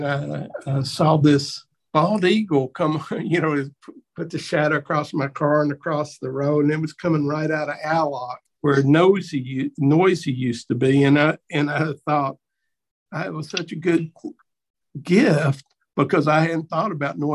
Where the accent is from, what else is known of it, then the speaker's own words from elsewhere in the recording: Hazard, Kentucky, United States; also born or lived in Whitesburg, Kentucky; I was really from Hazard